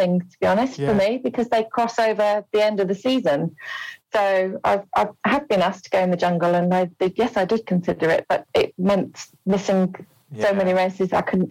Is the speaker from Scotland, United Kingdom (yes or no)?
no; Wolverhampton, West Midlands, United Kingdom; I am from Wolverhampton.